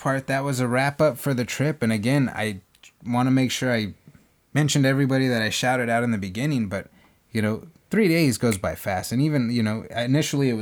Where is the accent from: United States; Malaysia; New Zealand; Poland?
United States; California; I'm a chef from California